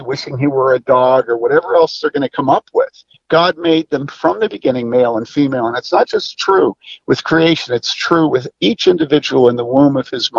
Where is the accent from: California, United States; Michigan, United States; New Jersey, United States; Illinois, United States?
Illinois, United States; Wheaton; I grew up in Wheaton in the 60s and 70s